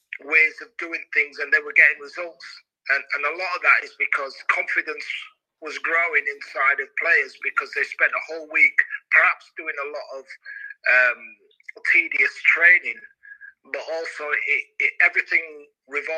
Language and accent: English; Leeds, Yorkshire and the Humber, United Kingdom; Leeds, where it's my hometown club